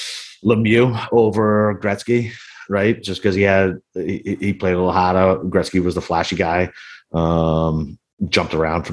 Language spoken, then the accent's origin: English; Boston, Massachusetts, United States; I'm from Boston.